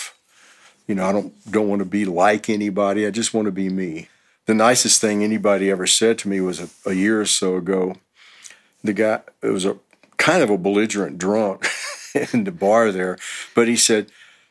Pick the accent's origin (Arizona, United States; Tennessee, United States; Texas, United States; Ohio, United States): Texas, United States; Houston; moved away as an adult; also born or lived in Los Angeles; now in Austin, United States; I'm originally from Houston, and in 88, I moved to Los Angeles for about 3 years